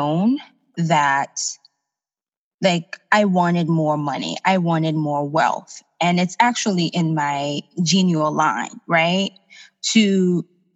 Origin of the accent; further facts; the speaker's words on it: Haiti; now in United States; I'm from Haiti, and I grew up with my mom, who's a single mom, and we have family back home